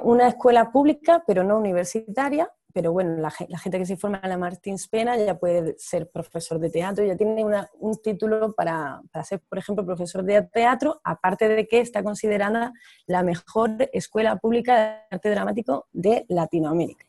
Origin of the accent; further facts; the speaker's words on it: Almería, Andalusia, Spain; moved away as an adult; also born or lived in Barcelona / Granada; now in Rio de Janeiro, Brazil; yo soy de Almería, pero me vine aquí a Brasil, a Río de Janeiro en particular, hace ocho años